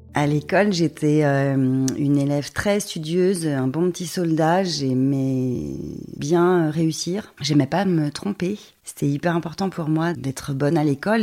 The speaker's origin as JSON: {"language": "French", "area": "near Dijon", "region": "Bourgogne-Franche-Comté", "country": "France", "tie": "born or raised there", "said": "J'ai passé toute mon enfance à ruffet les échirés c'est un petit village à côté de Dijon."}